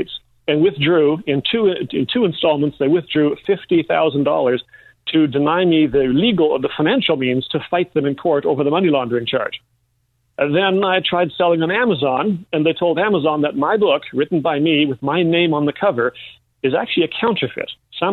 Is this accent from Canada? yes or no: yes; Canada; I happen to be from Canada.